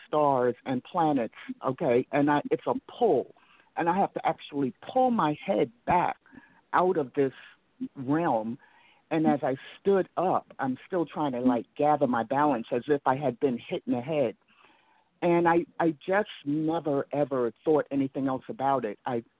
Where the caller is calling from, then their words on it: Atlanta, Georgia, United States; It's Atlanta.